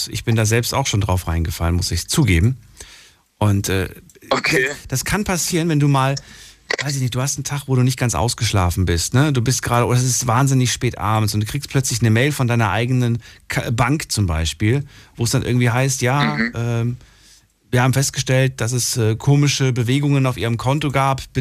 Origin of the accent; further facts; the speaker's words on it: Eifel, Germany; Ich bin aus der Eifel.